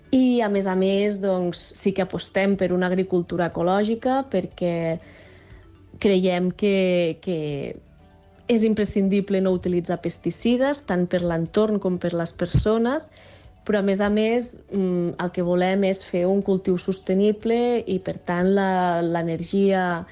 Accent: Barcelona, Catalonia, Spain; moved away as an adult; now in Organyà, Spain; som barcelonins

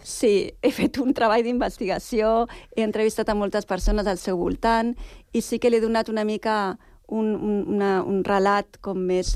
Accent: Sitges, Catalonia, Spain; moved away as an adult; also born or lived in Barcelona; now in Sant Cugat, Spain; jo vaig néixer a Barcelona, tot i que he viscut tota la vida a Sitges.

